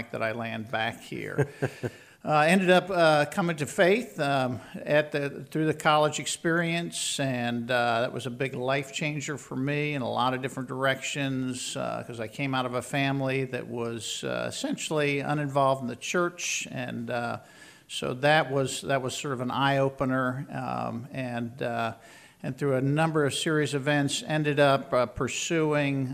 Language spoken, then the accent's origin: English; Philadelphia, Pennsylvania, United States; Grew up in the Philadelphia area